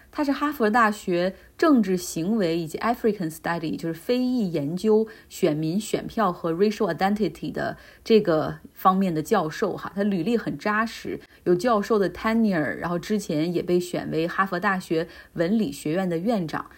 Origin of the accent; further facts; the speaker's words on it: Harbin, Heilongjiang, China; 我的家乡哈尔滨在这个冬天红了